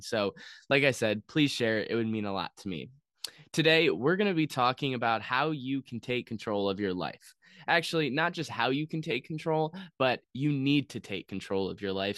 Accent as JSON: {"language": "English", "country": "United States", "said": "as an American citizen"}